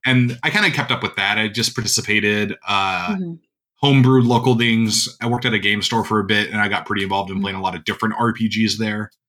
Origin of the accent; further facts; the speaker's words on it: North Dakota, United States; I grew up in North Dakota, which is a mm-hmm. pretty mm-hmm. rural uh, state